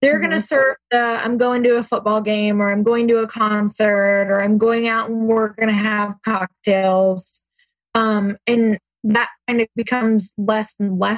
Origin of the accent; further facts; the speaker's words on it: Midwest, United States; I grew up in the Midwest